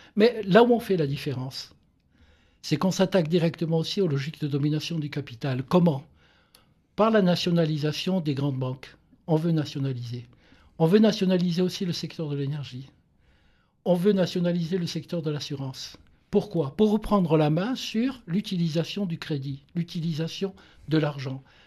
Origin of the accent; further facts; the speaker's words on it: Ajaccio, Corsica, France; moi qui viens de, Corse, je suis né donc à Ajaccio